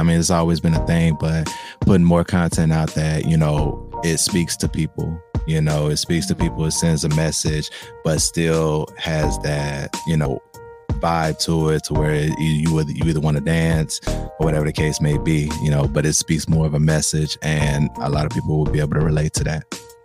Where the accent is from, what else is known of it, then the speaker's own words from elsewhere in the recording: Memphis, Tennessee, United States; me coming from Memphis